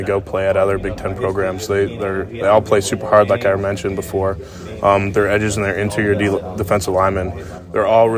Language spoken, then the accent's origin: English; Seattle, Washington, United States; my hometown, the city of Seattle